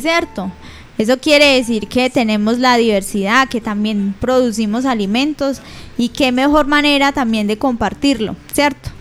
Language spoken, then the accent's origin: Spanish; Aguadas, Caldas, Colombia; nuestro municipio